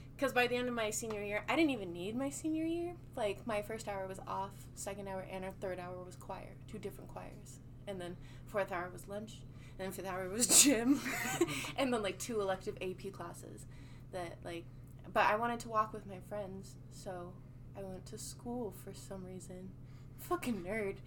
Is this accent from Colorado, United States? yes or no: yes; Colorado, United States; also born or lived in California; I'm from California, but I grew up in Colorado